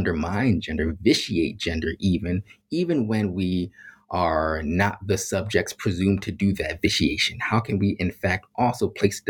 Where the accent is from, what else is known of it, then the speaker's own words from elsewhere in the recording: Philadelphia, Pennsylvania, United States; I grew up in Philadelphia around a whole bunch of Black folks